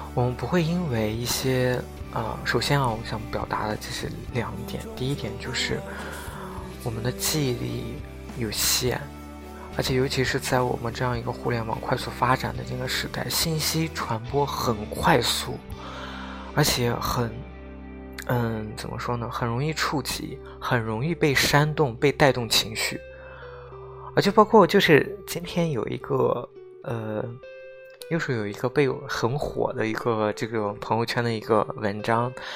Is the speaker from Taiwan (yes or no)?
no; Xinjiang, China; 因为我出生在新疆，我从小到大我没有出过，可以说我都没有出过，嗯，新疆是分为北疆跟南疆，我都没有出过北疆